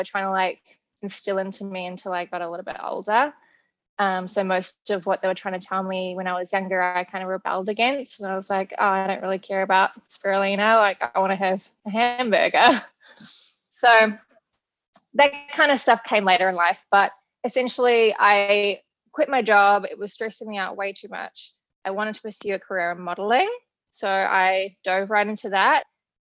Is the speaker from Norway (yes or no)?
no; New Zealand; moved away as an adult; also born or lived in Australia; now in United States; I was born in New Zealand, if you can't tell from the accent. I moved to Australia when I was 19 years old